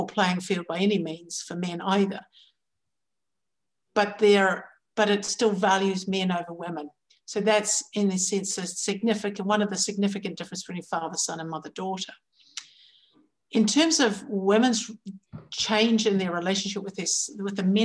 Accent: New Zealand; Growing up in New Zealand

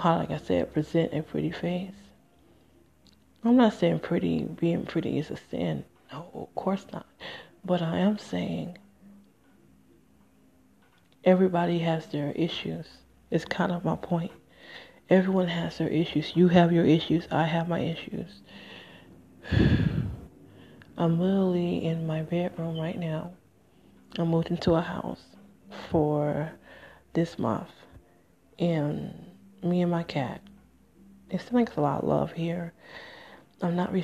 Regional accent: Michigan, United States; moved away; also born or lived in Nevada / New Jersey; I'm from Michigan

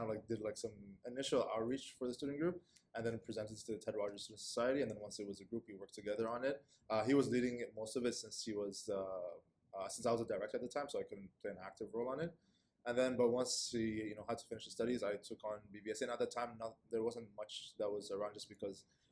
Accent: Saudi Arabia; moved away as an adult; also born or lived in Kenya; now in Toronto, Canada; I'm originally from Kenya, but I grew up in Saudi Arabia and moved here in 2018 to pursue my post-secondary education

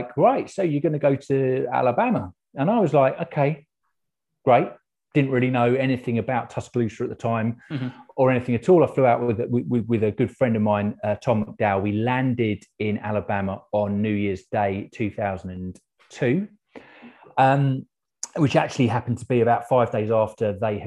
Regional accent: London, United Kingdom; moved away; also born or lived in Aberystwyth; I'm originally from South London, so my dad was Welsh

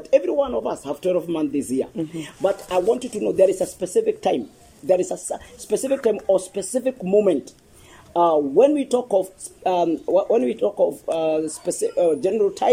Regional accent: Kenamba, Laikipia County, Kenya; I come from Laikipia, yeah. Where I was born and brought up.

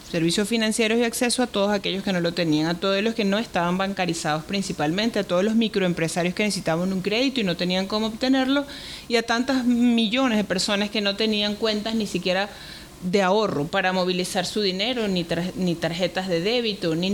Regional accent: Venezuela; en mi propio país, que es el que más lo necesita y es de donde yo vengo.

